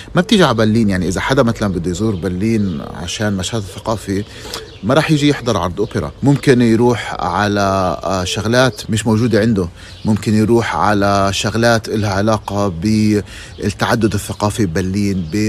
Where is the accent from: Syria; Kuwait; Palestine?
Palestine; moved away as an adult; now in Germany; أنا من فلسطين